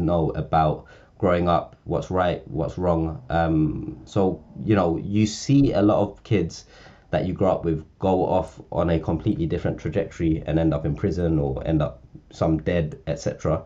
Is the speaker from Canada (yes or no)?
no; London, United Kingdom; I grew up in Northwest London or Central London, in a council estate in Camden.